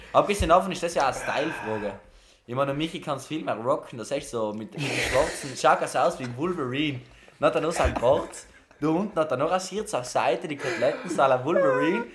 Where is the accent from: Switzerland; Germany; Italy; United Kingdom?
Italy; South Tyrol, Trentino-Alto Adige; moved away as an adult; now in Camerino, Italy; bei uns in Südtirol